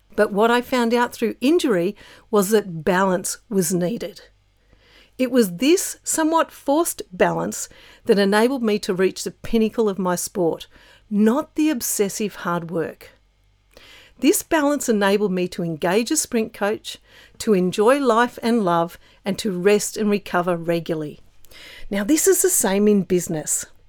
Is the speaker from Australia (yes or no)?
yes; Australia